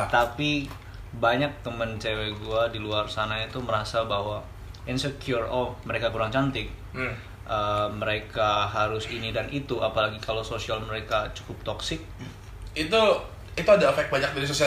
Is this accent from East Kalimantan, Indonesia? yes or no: yes; Balikpapan, East Kalimantan, Indonesia; born there; Gue lahir di Balikpapan, besar di mana-mana karena orang tua PNS